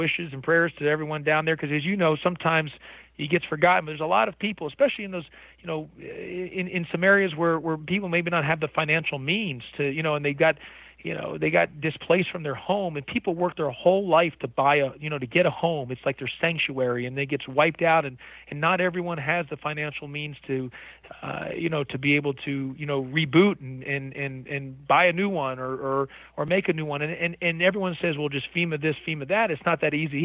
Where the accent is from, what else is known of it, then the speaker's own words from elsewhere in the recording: Houston, Texas, United States; now in Atlanta, United States; I grew up in Houston, Texas